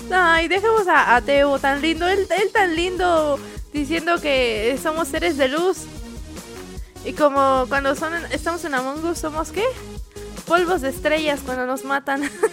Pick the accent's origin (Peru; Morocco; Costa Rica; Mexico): Mexico; yo soy de México